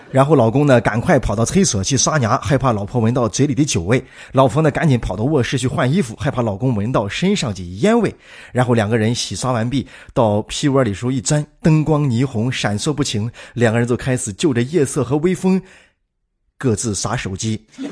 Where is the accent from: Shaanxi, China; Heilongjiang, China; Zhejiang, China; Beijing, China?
Shaanxi, China; accent: Shaanxi Mandarin; 用咱们陕西话做成一个字，抠